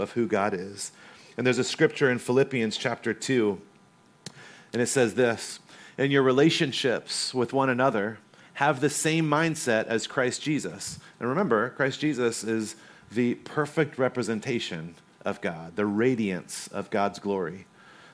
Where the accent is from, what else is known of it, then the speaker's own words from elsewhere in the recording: North Carolina, United States; moved away; also born or lived in Corona, California; I grew up in North Carolina